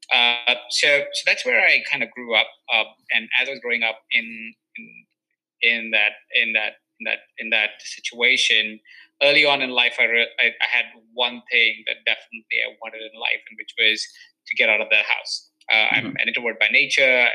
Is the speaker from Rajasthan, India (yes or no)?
yes; Jaipur, Rajasthan, India; now in Los Angeles, United States; So I was born in Jaipur. It's a small town in India that is in the state of Rajasthan.